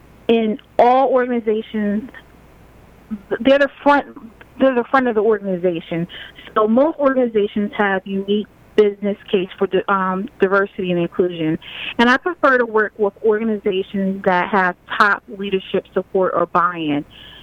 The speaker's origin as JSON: {"language": "English", "country": "Germany", "tie": "born or raised there", "also_born_or_lived": "Virginia, United States", "said": "just say I grew up as a military brat. I traveled all over the world because my father was in the Army. I grew up mostly in Germany, and then he settled in Virginia."}